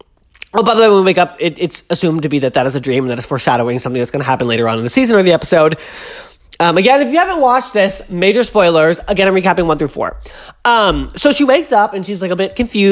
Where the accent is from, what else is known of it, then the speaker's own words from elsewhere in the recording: Massachusetts, United States; I'm from Massachusetts